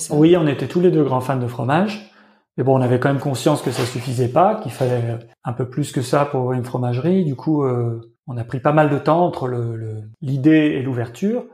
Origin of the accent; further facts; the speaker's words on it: Lyon, Auvergne-Rhône-Alpes, France; moved away as an adult; now in Berlin, Germany; Lyon, ma ville natale. Berlin, parce que c'est là où je vis depuis un moment